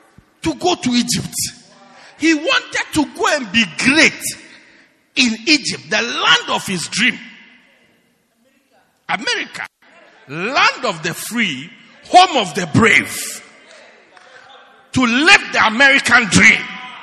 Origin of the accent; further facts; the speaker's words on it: Pietermaritzburg, KwaZulu-Natal, South Africa; Why do you want to make me great at Newcastle when I am from Pietermaritzburg?